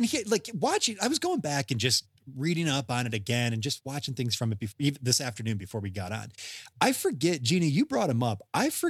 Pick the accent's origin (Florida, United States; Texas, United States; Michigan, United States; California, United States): Michigan, United States; Detroit; back when I was a kid growing up in Detroit.